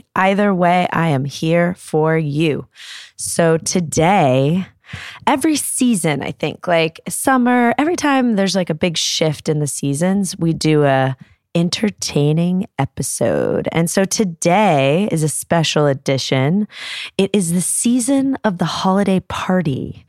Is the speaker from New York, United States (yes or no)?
yes; New York, United States; it was at the Flaherty's house, which was three doors down from the house I grew up in New York.